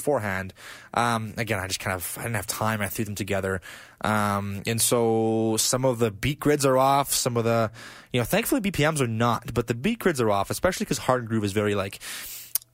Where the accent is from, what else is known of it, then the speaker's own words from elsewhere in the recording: Blagodarny, Stavropol Krai, Russia; my hometown of Blagodarne, you know, Russia